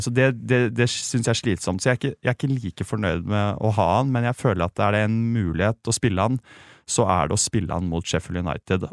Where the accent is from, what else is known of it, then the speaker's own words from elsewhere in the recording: Sandefjord, Vestfold, Norway; jeg har vokst opp i Sandefjord